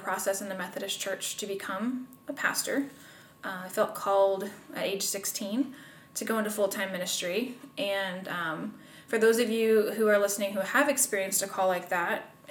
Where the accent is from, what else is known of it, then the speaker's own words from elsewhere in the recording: Pendleton, Indiana, United States; also born or lived in Marion, Indiana; So, I am from Indiana. I've lived here all my life. Pendleton is my hometown